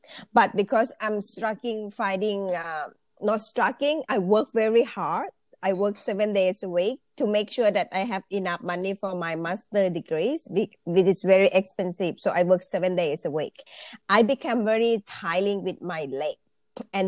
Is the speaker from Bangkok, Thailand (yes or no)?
yes; Bangkok, Thailand; English is a second language; moved away as an adult; now in Australia; I actually Thai people. I'm from Thailand. So I born in Bangkok, and I've been studying and working in Bangkok